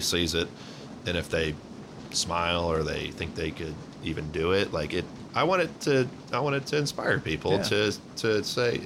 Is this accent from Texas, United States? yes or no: yes; Texas, United States; now in Tennessee, United States; I grew up in Texas.